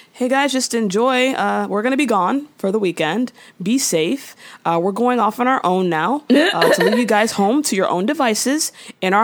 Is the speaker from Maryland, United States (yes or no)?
no; Tampa, Florida, United States; we're from Tampa, Florida